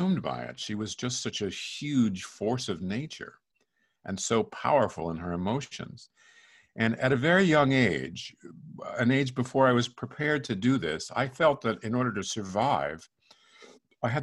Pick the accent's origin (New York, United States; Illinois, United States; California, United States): New York, United States; Fire Island; growing up in Fire Island